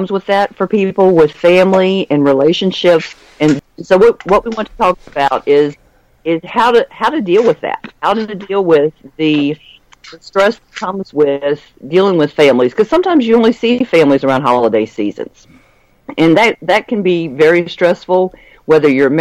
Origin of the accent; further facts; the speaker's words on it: East Coast of the United States, United States; we're all from the East Coast of the United States